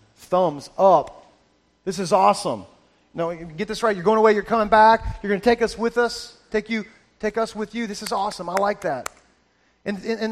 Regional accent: Florida, United States; moved away as an adult; now in Georgia, United States; I grew up in Florida

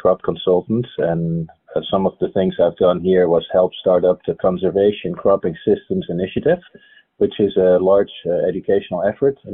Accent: Netherlands; moved away as an adult; also born or lived in Idaho / Kansas; now in United States; I grew up in the Netherlands, which is a flat country and not much erosion going on

